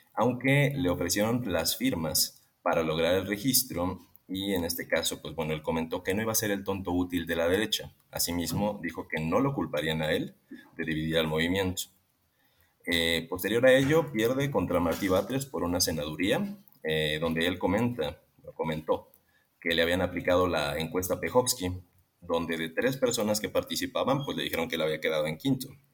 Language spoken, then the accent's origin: Spanish; José María Morelos, Michoacán, Mexico; also born or lived in Iztapalapa, Mexico City; now in Portland, United States; Soy nacido en Jalpa, Iztapalapa y oriundo de un pueblo llamado José María Morelos, Michoacán